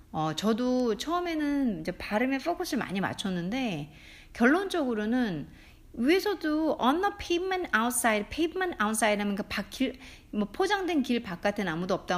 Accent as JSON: {"language": "Korean", "country": "South Korea", "first_language": "Korean", "said": "한국 사람, 저는 모국어 한국말이니까"}